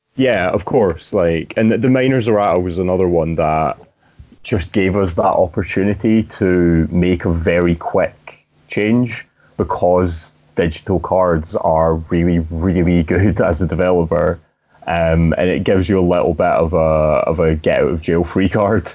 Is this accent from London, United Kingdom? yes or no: no; Scotland, United Kingdom; I'm Scottish